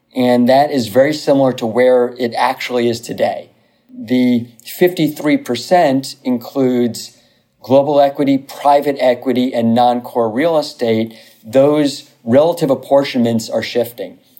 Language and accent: English; New Rochelle, New York, United States; moved away as an adult; now in Los Angeles, United States; originally from uh, Westchester County, from New Rochelle, New York. Uh, went to New Rochelle High School